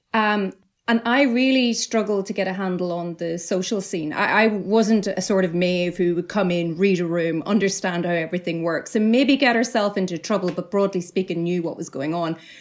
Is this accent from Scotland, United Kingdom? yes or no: no; Northern Ireland, United Kingdom; moved away; growing up in Northern Ireland